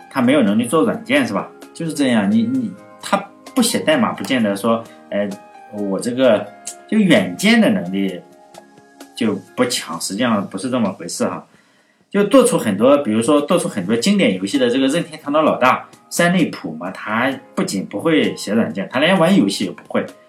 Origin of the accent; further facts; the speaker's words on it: Shandong, China; 我是山东人，老家山东